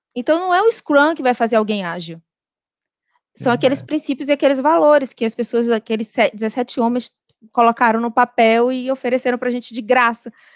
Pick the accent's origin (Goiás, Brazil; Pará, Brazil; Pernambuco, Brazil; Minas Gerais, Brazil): Pernambuco, Brazil; Recife; moved away as an adult; also born or lived in Natal / Rio de Janeiro; eu sou de Recife